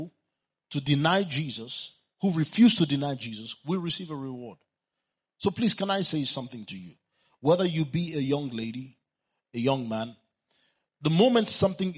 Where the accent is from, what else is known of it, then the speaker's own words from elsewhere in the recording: Kano, Kano State, Nigeria; I was born in Kano, and my father is still there